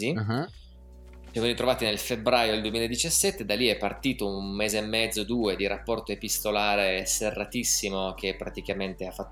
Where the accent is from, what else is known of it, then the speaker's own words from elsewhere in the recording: Piedmont, Italy; Noi piemontesi.